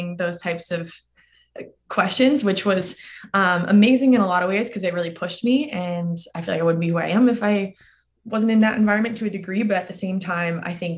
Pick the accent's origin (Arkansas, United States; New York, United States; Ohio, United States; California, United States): California, United States; outside San Francisco; moved away as an adult; also born or lived in Durham, North Carolina / Austin, Texas; I was born and raised right outside of San Francisco area, but compete for the Canadian team because my parents are both from Canada